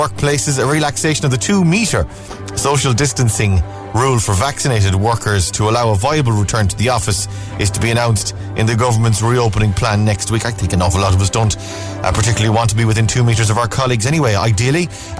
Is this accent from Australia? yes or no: no; Ireland; we're Irish.